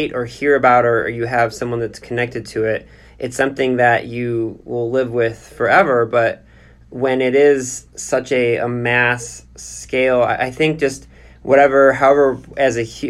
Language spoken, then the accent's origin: English; United States; as an American today